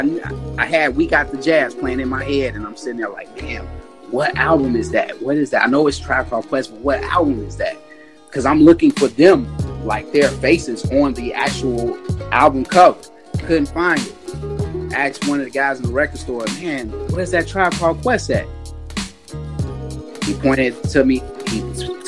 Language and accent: English; Chicago, Illinois, United States; we moved from Harper to our first house on Dante. Shouts out to Avalon Park, 83rd and Dante.